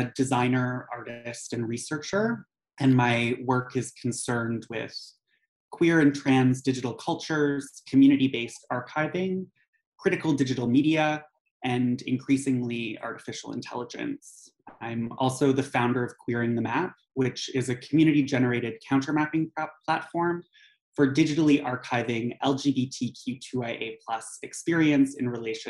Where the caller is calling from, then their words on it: Montreal, Quebec, Canada; I am calling from Jajage Muniang, or Montreal, which is on the unceded lands and waters of the Ganyangahaga Nation.